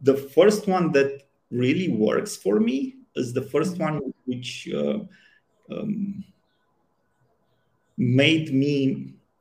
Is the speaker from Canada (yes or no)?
no; Romania; I grew up in Romania in the communist time